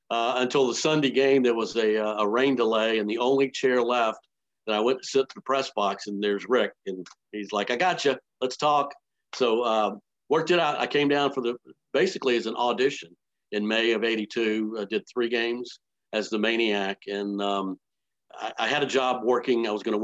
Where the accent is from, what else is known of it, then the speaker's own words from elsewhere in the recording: Columbia, South Carolina, United States; Growing up in Columbia, South Carolina, I was a big, you know, South Carolina fan growing up.